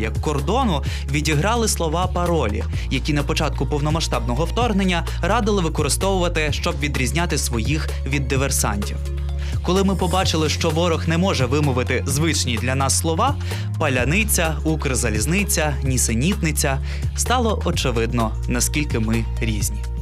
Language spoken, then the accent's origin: Ukrainian; Ukraine; Ми з України